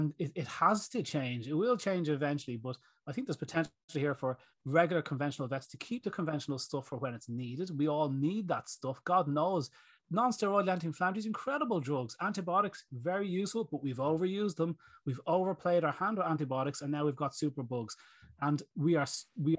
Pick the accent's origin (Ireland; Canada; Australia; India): Ireland; Greystones, County Wicklow; Pharmacies in my hometown here in Greystones, we've got 8 pharmacies